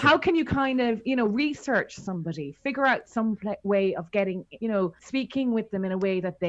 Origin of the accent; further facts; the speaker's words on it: Ireland; we're both Irish.